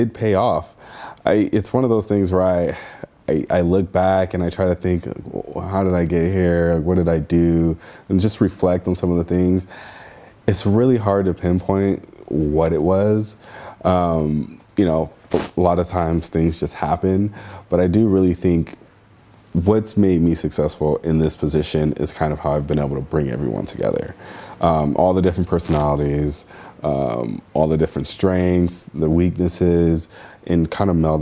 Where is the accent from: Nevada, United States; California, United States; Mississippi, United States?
California, United States; Santa Monica; I grew up in Santa Monica